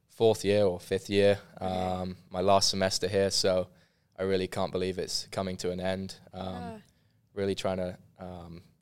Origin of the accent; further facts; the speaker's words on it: London, United Kingdom; now in Waco, United States; especially because I was coming from London, so obviously a very big major city